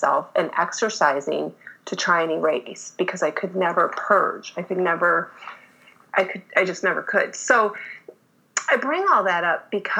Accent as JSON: {"language": "English", "region": "Michigan", "country": "United States", "tie": "born or raised there", "moved": "yes", "said": "I was born and raised in Michigan."}